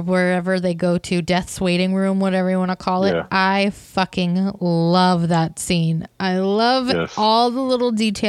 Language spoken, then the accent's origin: English; Iowa, United States; I'm from Iowa